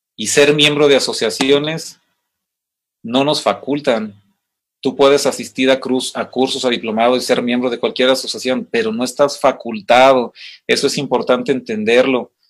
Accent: Mexico; como mexicanos, que como hispanos

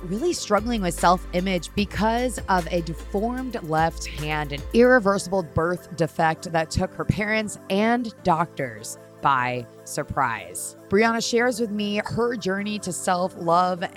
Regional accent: Connecticut, United States; I grew up in Connecticut. I spend most of my time in the Northeast.

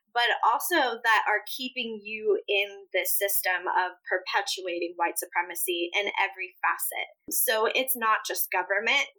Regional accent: Midwest, United States; first language Spanish; English is a second language; also born or lived in Puerto Rico / upstate New York; particularly in the Midwest where we were living

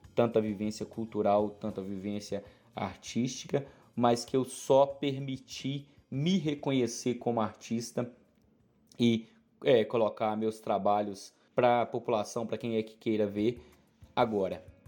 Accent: Araponga, Minas Gerais, Brazil; eu sou de Araponga, Minas Gerais

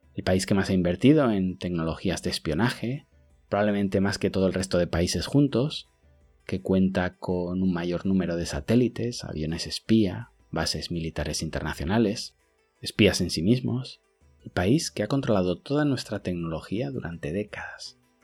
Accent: Huesca, Aragon, Spain; now in China; en mi pueblo en Huesca

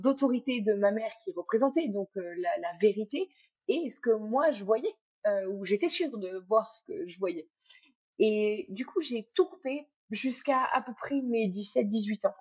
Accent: France; moved away as an adult; also born or lived in Cambodia / Thailand; j'ai quitté la France, je suis partie vivre euh, sept ans en Asie

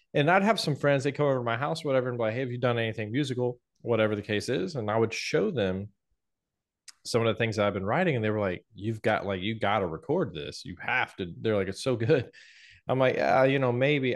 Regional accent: Atlanta, Georgia, United States; moved away as an adult; also born or lived in Knoxville, Tennessee; from Atlanta where I grew up

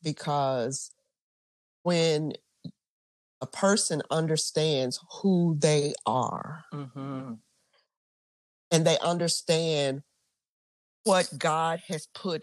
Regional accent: Mississippi, United States; so I'm from Mississippi, right?

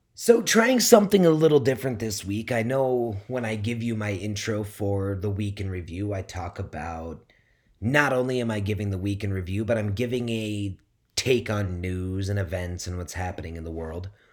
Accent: Midwest, United States; moved away; also born or lived in West Coast; living on the West Coast and growing up in the Midwest

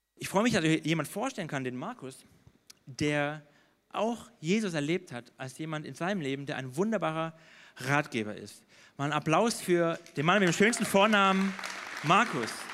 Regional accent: Baden-Württemberg, Germany; ich bin in Württemberg groß geworden

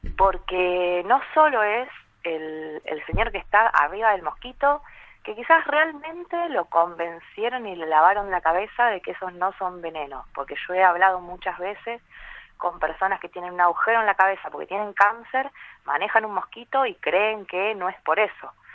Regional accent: San Andrés de Giles, Buenos Aires Province, Argentina; Soy de San Andrés de Giles

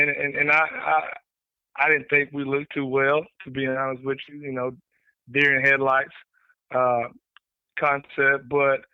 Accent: Amarillo, Texas, United States; also born or lived in Lubbock; Born and raised in Amarillo, graduated from Amarillo Paladero.

